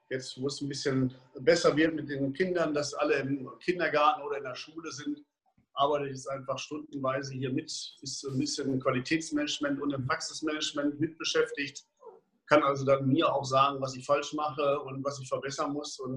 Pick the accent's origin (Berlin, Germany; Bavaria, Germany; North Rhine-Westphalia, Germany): North Rhine-Westphalia, Germany; Dortmund; dass Dortmund meine Heimatstadt ist und dass man doch im Laufe der letzten 30, 40 Jahre eine Menge Leute kennengelernt hat